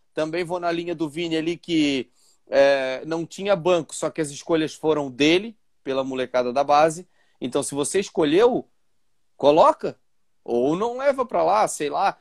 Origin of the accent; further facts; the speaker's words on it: Itapema, Santa Catarina, Brazil; também sou de Itapema